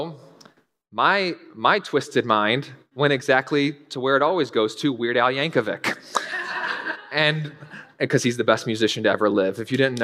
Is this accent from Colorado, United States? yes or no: no; North Carolina, United States; I was raised in North Carolina